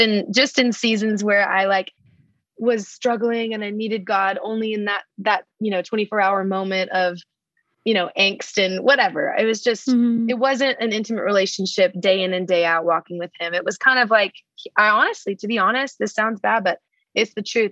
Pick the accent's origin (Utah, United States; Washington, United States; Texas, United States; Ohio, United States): Texas, United States; Dallas; moved away as an adult; now in Nashville, United States; I'm originally from Dallas, Texas.